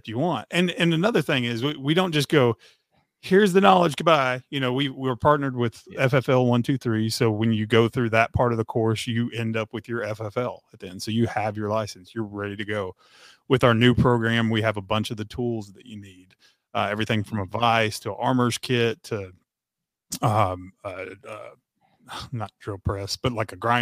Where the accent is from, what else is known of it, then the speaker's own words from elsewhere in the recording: Tennessee, United States; also born or lived in Texas; I was born in Texas and raised in Tennessee. You know, we moved to Tennessee when I was in fifth grade